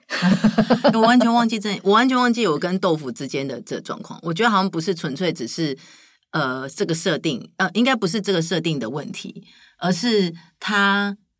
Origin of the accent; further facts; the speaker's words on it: Taichung, Taiwan; 我是台中人，然后同时也是台中驻点的小丑医生